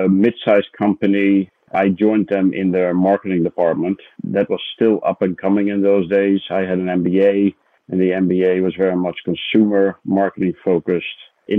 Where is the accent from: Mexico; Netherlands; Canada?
Netherlands; moved away as an adult; now in United States; I'm originally Dutch, So I grew up in the Netherlands